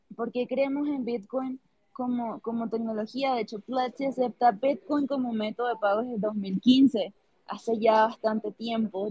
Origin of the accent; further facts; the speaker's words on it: Venezuela; now in Colombia; yo soy venezolana, contexto, pero vivo en Colombia